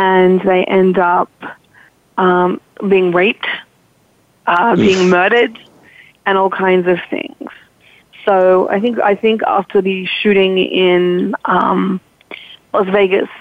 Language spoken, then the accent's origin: English; Australia; moved away; I'm Australian